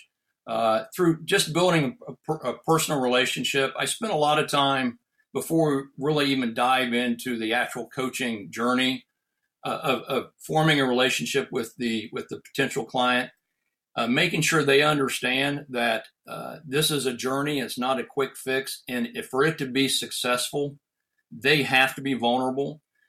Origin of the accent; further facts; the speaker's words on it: Ohio, United States; a physician-owned surgical hospital here in my hometown in Ohio